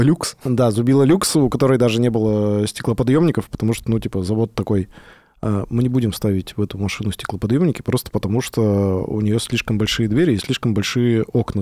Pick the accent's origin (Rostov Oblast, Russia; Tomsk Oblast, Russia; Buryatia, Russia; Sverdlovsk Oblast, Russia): Sverdlovsk Oblast, Russia; Yekaterinburg; я же из Екатеринбурга